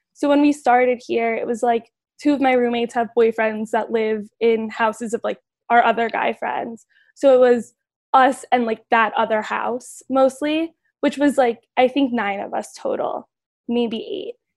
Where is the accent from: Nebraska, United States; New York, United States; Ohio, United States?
Ohio, United States; Cleveland; I'm from Cleveland